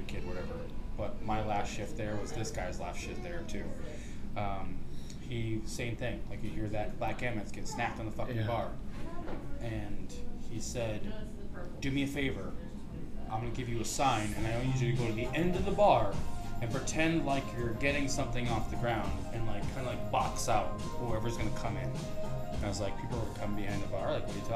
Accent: North Central Massachusetts, United States; now in New York, United States; I'm from North Central Mass, which is like, I'm from like a farm town in the middle of nowhere.

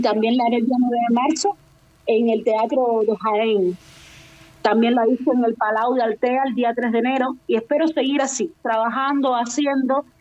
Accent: Cuba; moved away as an adult; now in Spain; somos muchos cantantes cubanos

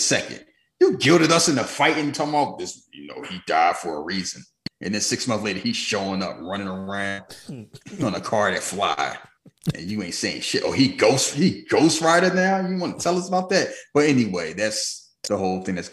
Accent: United States; we American, we were born here and raised here

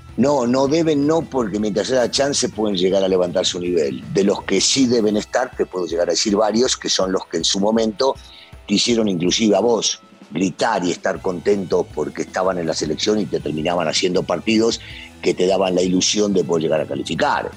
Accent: Argentina; yo soy bien argentino

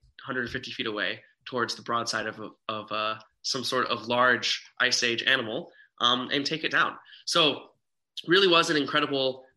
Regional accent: Las Vegas, Nevada, United States; me being born and raised in Las Vegas

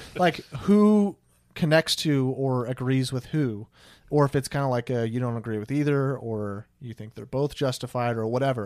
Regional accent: Olathe, Kansas, United States; now in Wichita, United States; I'm from the Kansas City area

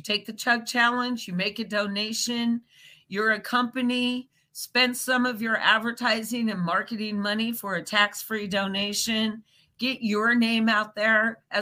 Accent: Nebraska, United States; I am from Nebraska myself

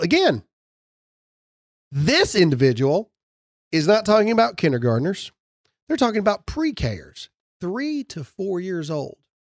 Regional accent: Mississippi, United States; I'm from Mississippi.

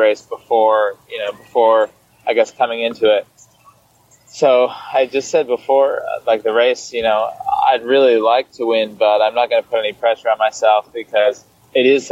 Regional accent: Michigan, United States; moved away; I used to do this like Tuesday night group ride in my hometown

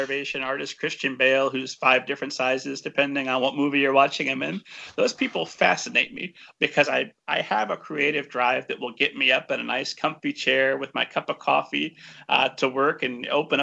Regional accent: Lebanon, Indiana, United States; My hometown was Lebanon, Indiana.

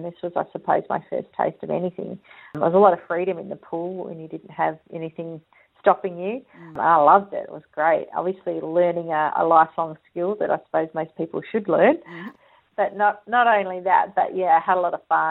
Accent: Perth, Western Australia, Australia; moved away as an adult; now in Sydney, Australia; grew up in WA and started my career there

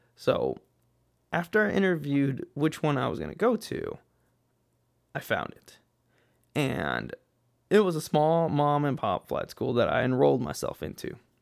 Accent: El Paso, Texas, United States; moved away as an adult; I was born in El Paso, Texas, West Texas, okay? And out there, I was born and raised

